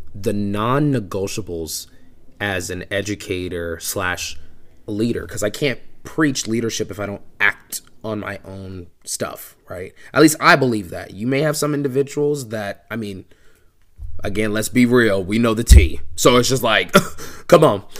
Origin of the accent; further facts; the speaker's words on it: Georgia, United States; I'm from Georgia, so the only thing I truly know is how band works here.